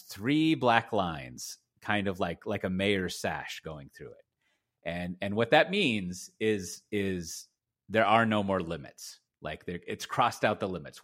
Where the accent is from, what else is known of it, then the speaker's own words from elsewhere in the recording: Austin, Texas, United States; I grew up in Austin and Texas.